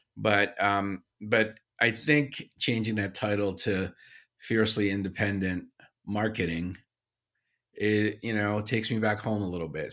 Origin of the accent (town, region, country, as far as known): Paterson, New Jersey, United States; born or raised there; also born or lived in Syria